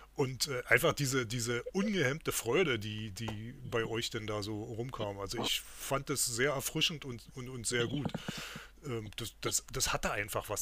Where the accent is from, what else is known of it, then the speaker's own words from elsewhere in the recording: Berlin, Germany; Große Grünauer Ruderregatta, die wir als Berliner ja hier noch kennen